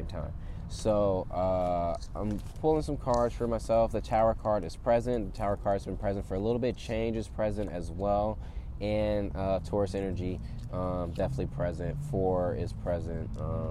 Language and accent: English; Atlanta, Georgia, United States; moved away as an adult; also born or lived in California; now in Los Angeles, United States; I'm from Atlanta, Georgia